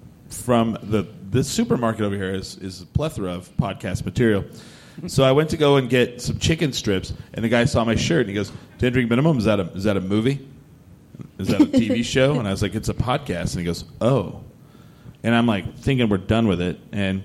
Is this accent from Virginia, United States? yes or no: no; eastern New Mexico, United States; now in Albuquerque, United States; I was like, eastern New Mexico.